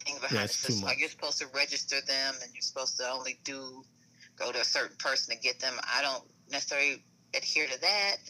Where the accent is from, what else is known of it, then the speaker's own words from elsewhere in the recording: rural Kentucky, United States; I was born and raised in Kentucky.